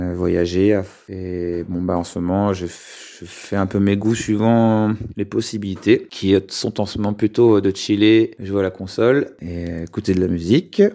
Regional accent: Lyon, Auvergne-Rhône-Alpes, France; je suis de Lyon et en ce moment je suis sur Lyon

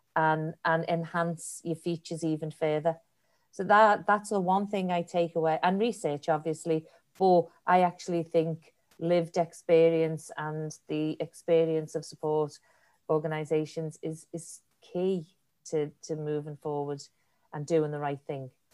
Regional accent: Liverpool, North West England, United Kingdom; accent: Liverpudlian; now in Ireland; As you can tell by my accent, I am definitely a Liverpoolian

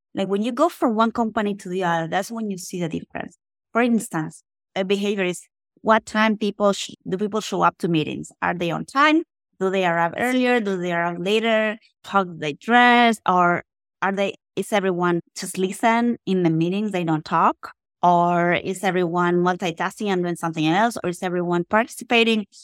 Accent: Argentina; moved away as an adult; now in Texas, United States; I was born in Argentina

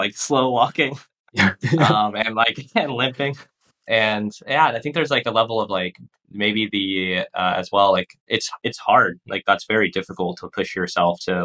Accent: Texas, United States; also born or lived in Portland; now in Puerto Rico; I grew up in Texas, which is like just a barren wasteland of corn fields and concrete

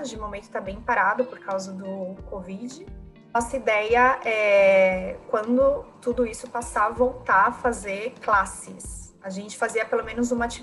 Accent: São Paulo, Brazil; now in Spain; sou de São Paulo, capital. E fazem agora nove anos, acredito eu, que, que eu estou morando na Espanha.

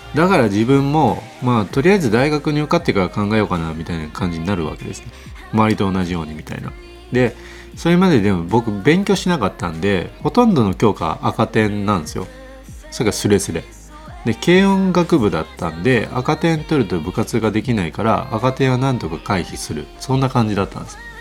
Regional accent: Nara, Japan; 僕は奈良県の田舎で生まれて育ったので

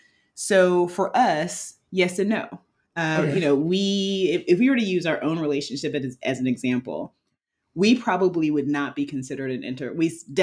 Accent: United States; So I grew up in the United States and someone that I am dating grew up in Norway.

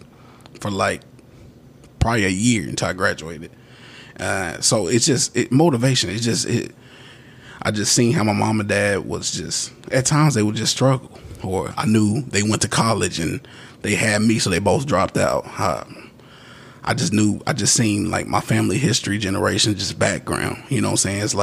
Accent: Mississippi, United States; I was born in Mississippi

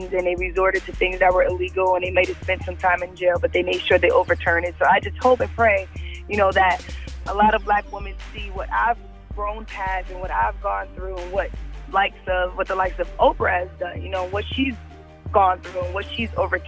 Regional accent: New York City, New York, United States; growing up in New York City

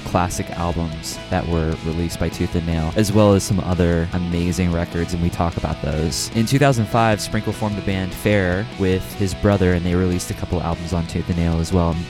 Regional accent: Kansas City, Missouri, United States; I'm from Kansas City, so we've got all the seasons here.

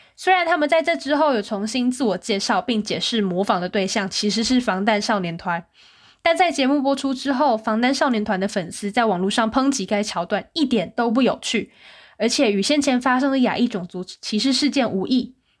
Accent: Taiwan; moved away as an adult; now in South Korea; 我们是台湾人

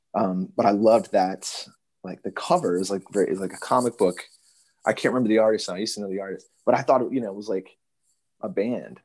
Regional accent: Richmond, Virginia, United States; I grew up in Richmond, Virginia

